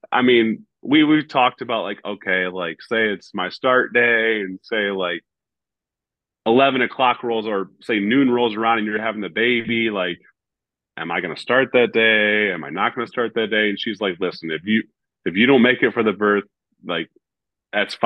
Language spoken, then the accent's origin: English; Northern Ohio, United States; moved away as an adult; now in Toronto, Canada; I grew up in Northern Ohio